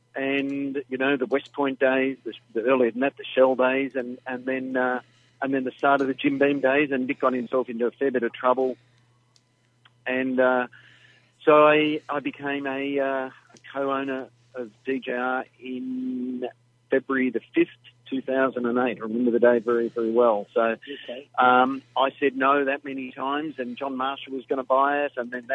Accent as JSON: {"language": "English", "town": "Melbourne", "region": "Victoria", "country": "Australia", "tie": "born or raised there", "said": "Born and bred in Melbourne"}